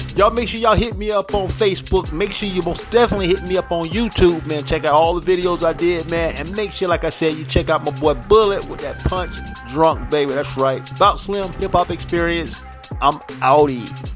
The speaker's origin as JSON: {"language": "English", "town": "St. Petersburg", "region": "Florida", "country": "United States", "tie": "born or raised there", "moved": "yes", "lives_now": "Michigan, United States", "said": "Tampa Bay and St. Petersburg, my hometown"}